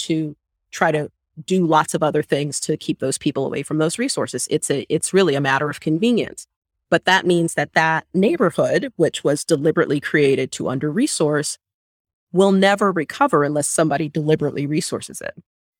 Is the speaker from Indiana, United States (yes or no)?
no; San Diego, California, United States; the neighborhood I grew up in San Diego.